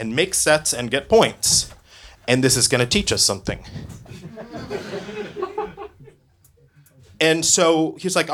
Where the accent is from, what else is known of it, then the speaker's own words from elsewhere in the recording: Oregon, United States; I grew up in Oregon